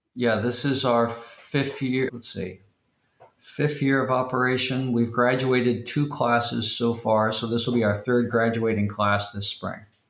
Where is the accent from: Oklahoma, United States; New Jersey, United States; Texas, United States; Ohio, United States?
Oklahoma, United States; Tulsa; I grew up in Tulsa, Oklahoma